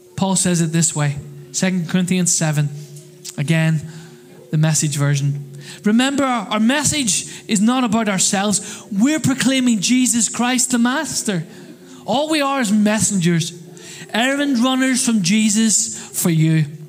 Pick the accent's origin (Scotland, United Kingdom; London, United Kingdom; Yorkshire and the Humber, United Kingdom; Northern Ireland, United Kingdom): Northern Ireland, United Kingdom; now in Crawley, United Kingdom; I come from Northern Ireland